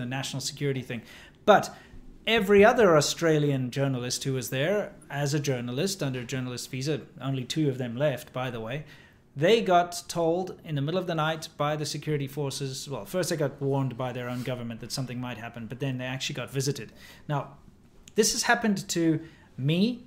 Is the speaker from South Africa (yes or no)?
yes; South Africa; moved away; I'm South African